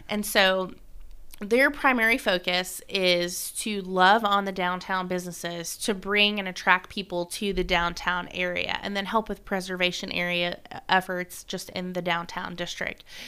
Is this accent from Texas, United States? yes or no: no; South Florida, United States; now in Gallatin, United States; I'm from South Florida